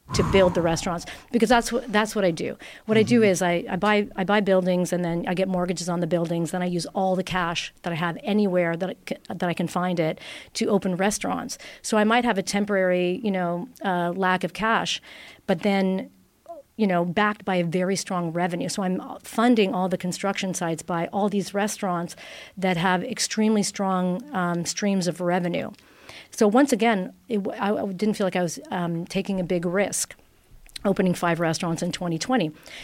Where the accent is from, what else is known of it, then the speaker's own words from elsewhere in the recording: Italy; English is a second language; moved away as an adult; now in Toronto, Canada; out of university, I came from Italy, and I opened my first restaurant in Toronto